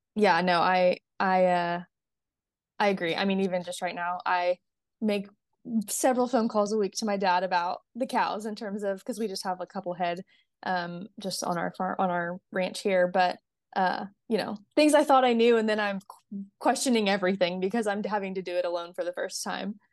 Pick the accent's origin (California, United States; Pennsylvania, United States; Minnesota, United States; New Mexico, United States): California, United States; now in Texas, United States; I live in Texas, but I'm from California and my whole family is still in California